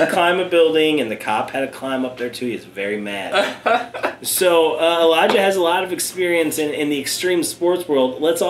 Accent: Lincoln, Nebraska, United States; I'm from Lincoln.

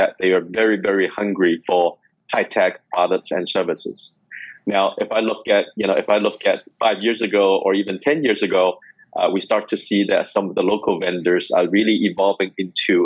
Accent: Hong Kong; moved away as an adult; also born or lived in Canada / United States / Beijing; I'm from Hong Kong. I grew up in Hong Kong.

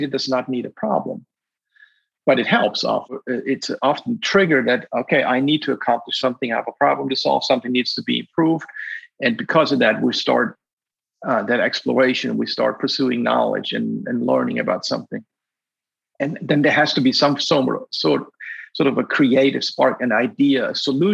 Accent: Black Forest, Baden-Württemberg, Germany; moved away as an adult; also born or lived in Virginia, United States; I grew up in a very loving family in the Black Forest

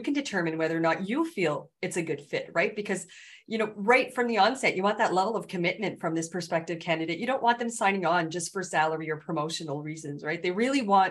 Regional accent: Canada; I'm Canadian

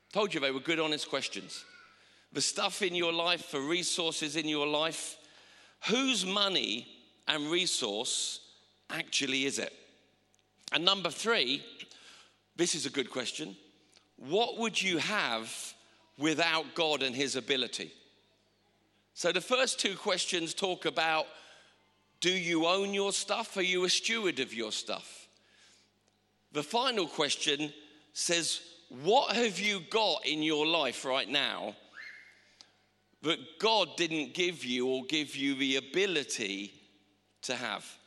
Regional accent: England, United Kingdom

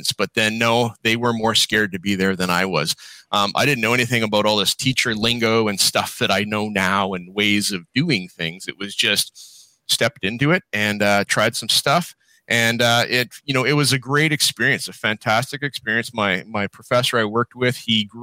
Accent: Calgary, Alberta, Canada; now in British Columbia, Canada; I grew up in Calgary, Alberta

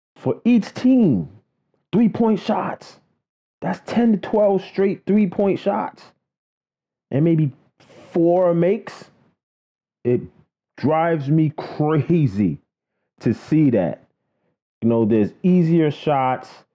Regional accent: New York City, New York, United States; I grew up in Queens, Flushing, Queens to be exact

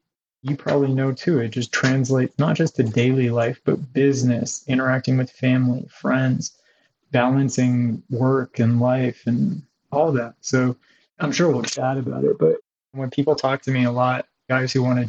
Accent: California, United States; also born or lived in Africa / Haiti / Canada; I was born outside of the country. I was born in Africa, parents from different cultures, but I grew up a few places. I grew up in Haiti and Canada and then Southern California.

